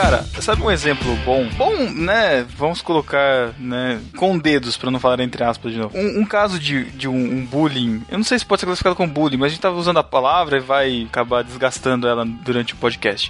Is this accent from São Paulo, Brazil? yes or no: yes; Botucatu, São Paulo, Brazil; eu sou de Botucatu, eu fiz faculdade aqui mesmo